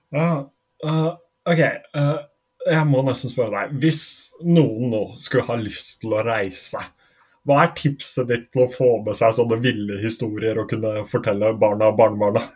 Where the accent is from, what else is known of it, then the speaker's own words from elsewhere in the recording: Norway; jeg er norsk